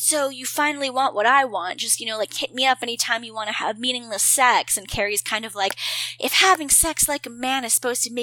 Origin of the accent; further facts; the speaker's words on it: Canada; I'm Canadian